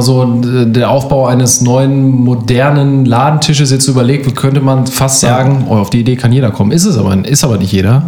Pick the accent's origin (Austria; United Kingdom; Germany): Germany; Northern Germany; bei uns im Norden